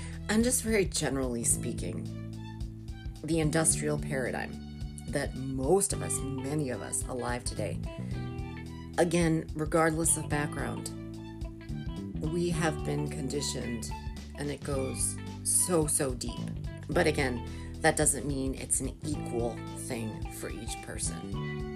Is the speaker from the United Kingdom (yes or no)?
no; United States; born and raised in America